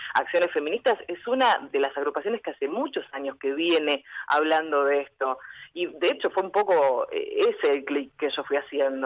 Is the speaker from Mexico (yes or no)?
no; General Conesa, Río Negro, Argentina; moved away as an adult; now in Bahía Blanca, Argentina; General Conesa, de donde soy yo, tiene 6.000 habitantes